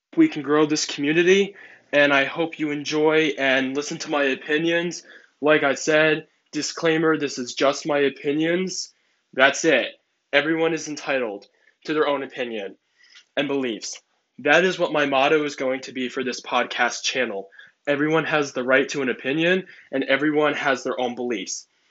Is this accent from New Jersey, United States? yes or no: yes; New Jersey, United States; I am from New Jersey. I am in high school in 11th grade, and I am 16 years old